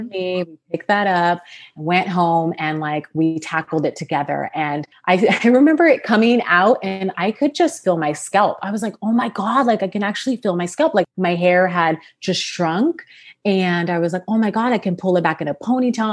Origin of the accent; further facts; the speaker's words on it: Sacramento, California, United States; also born or lived in Los Angeles, California; I'm from Sacramento, California, born and raised, went to college there.